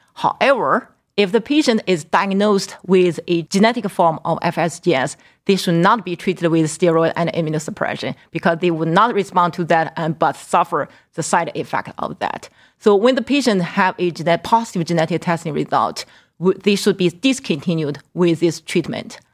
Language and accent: English; Qingdao, Shandong, China; also born or lived in Northeast Ohio; now in Cleveland, United States; my hometown, Qingdao